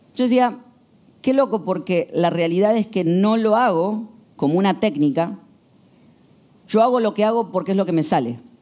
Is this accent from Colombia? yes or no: no; Argentina; El 80% somos argentinos